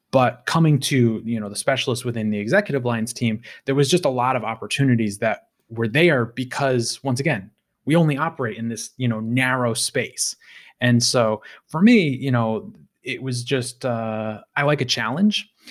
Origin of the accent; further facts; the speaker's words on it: United States; I'm an American.